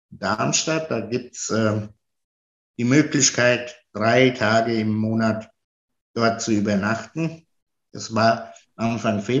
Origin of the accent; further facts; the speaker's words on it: Italy; now in Germany; Also, ich ähm, bin Italiener und lebe seit 48 Jahren hier in Deutschland.